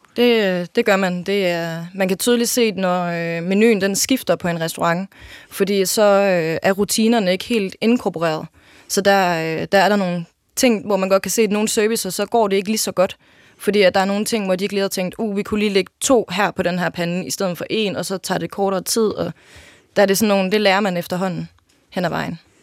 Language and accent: Danish; Jelling, Southern Denmark, Denmark; jeg er født og opvokset i Jelling